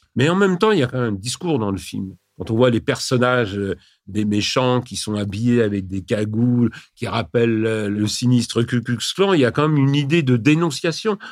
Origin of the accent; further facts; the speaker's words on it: France; Chez nous, en France